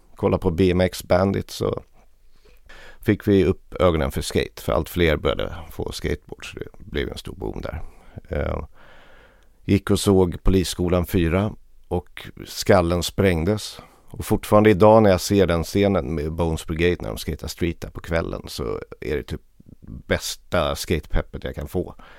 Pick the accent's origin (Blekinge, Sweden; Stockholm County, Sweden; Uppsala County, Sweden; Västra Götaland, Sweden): Stockholm County, Sweden; Lidingö; jag hade en idyllisk uppväxt ute på norra Lidingö.